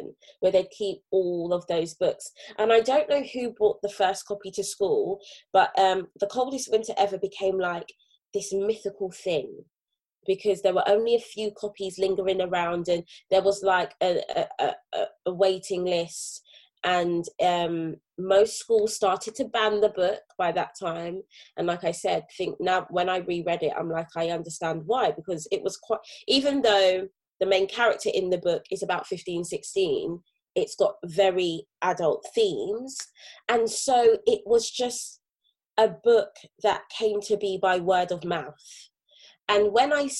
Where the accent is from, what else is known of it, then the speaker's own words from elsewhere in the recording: London, United Kingdom; As a teenager growing up in Brixton, South London